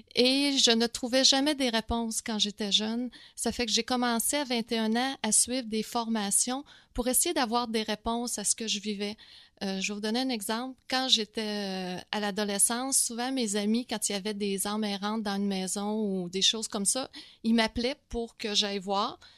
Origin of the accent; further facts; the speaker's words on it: Quebec City, Quebec, Canada; moved away as an adult; now in Montreal, Canada; je viens de Québec